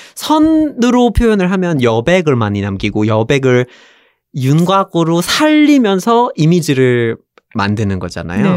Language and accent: Korean; Vermont, United States; Korean is a second language; moved away as an adult; now in South Korea; 미국에서 자랐고 버몬트에서 자랐고